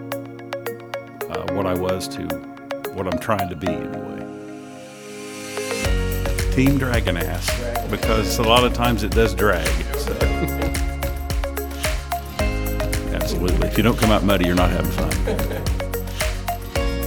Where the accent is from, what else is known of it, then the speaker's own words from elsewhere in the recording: Ohio, United States; moved away as an adult; now in Wilmington, United States; I was born and raised in Ohio, moved to Wilmington about 20 years ago.